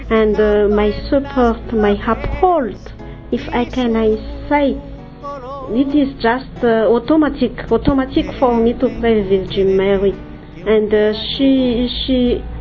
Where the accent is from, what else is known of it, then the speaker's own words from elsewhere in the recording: Madagascar; I am from Madagascar.